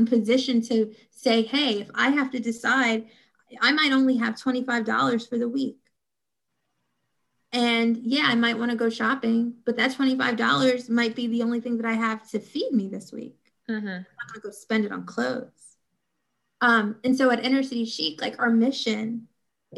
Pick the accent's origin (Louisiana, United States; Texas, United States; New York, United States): New York, United States; New York City; Coming from an inner city myself, I'm originally from Brownsville, Brooklyn